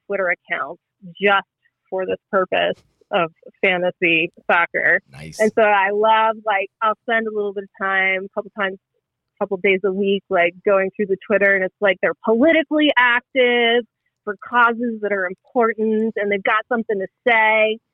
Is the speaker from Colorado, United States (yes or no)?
no; Western Pennsylvania, United States; moved away; also born or lived in Denver; I'm from Western Pennsylvania